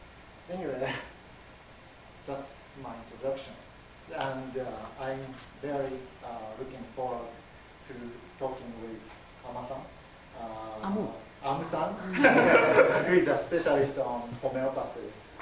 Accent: Sendai, Miyagi, Japan; English is a second language; now in Matsumoto, Japan; I moved to Matsumoto City 3 years ago, And my hometown is Sendai in Miyagi Prefecture.

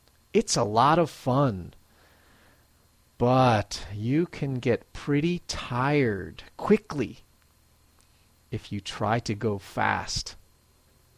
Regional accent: Philadelphia, Pennsylvania, United States; now in Matsumoto, Japan; I'm originally from Philadelphia, Pennsylvania, United States

